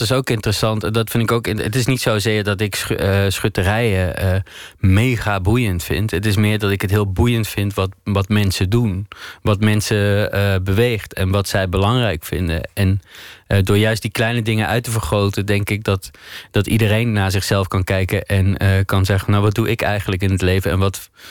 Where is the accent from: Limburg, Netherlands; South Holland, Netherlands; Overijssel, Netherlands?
Limburg, Netherlands; Maastricht; moved away as an adult; also born or lived in Geleen; now in Amsterdam, Netherlands; Maar ik ben geboren in Geleen en opgegroeid in Maastricht. En op mijn 21ste naar Amsterdam verhuisd.